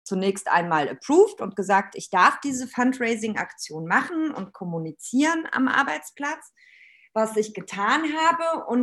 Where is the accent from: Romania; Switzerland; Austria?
Romania; born there; ich bin tatsächlich in Rumänien geboren. Meine Mama ist Rumänin und mein Vater ist der Palästinenser.